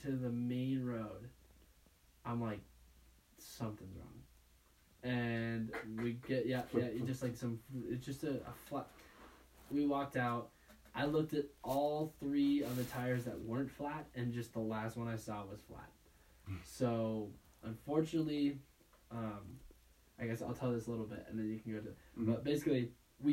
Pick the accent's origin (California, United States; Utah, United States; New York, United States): Utah, United States; Park City; growing up in Park City